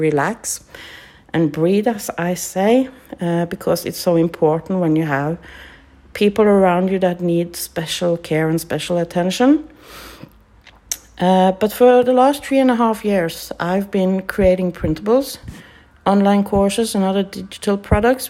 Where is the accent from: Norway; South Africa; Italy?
Norway; English is a second language; I'm from Norway